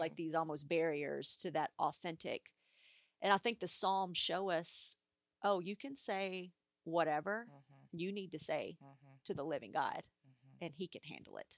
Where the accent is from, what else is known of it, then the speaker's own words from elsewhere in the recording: United States; as an American society